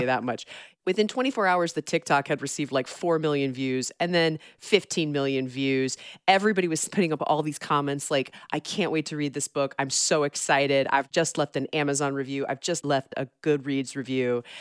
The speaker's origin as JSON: {"language": "English", "region": "Georgia", "country": "United States", "tie": "born or raised there", "said": "my home state of Georgia"}